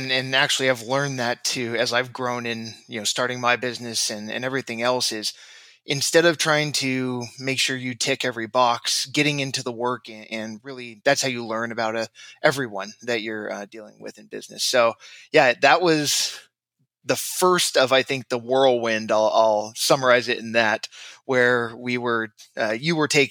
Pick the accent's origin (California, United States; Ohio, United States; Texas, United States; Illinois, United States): California, United States; Orange County, Southern; Growing up in Southern California, Orange County, I was an avid football player